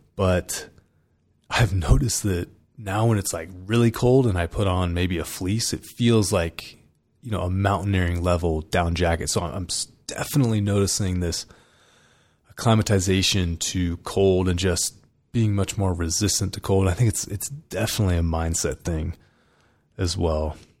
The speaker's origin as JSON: {"language": "English", "region": "California", "country": "United States", "tie": "born or raised there", "moved": "yes", "said": "I grew up in California"}